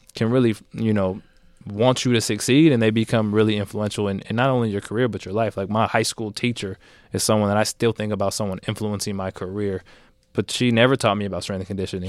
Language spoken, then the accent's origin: English; Bay Area, California, United States; I grew up in the Bay Area